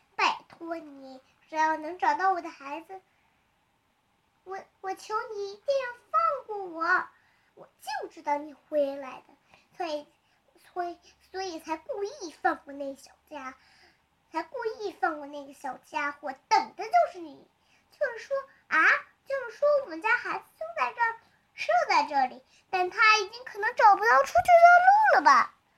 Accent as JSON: {"language": "Chinese", "region": "Tianjin", "country": "China", "said": "来自天津"}